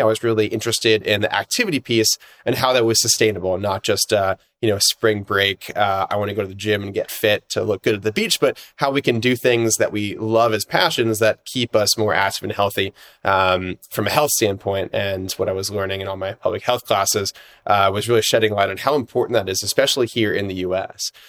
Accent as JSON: {"language": "English", "town": "Atlanta", "region": "Georgia", "country": "United States", "tie": "born or raised there", "said": "I grew up here in Atlanta, which is where I'm based right now"}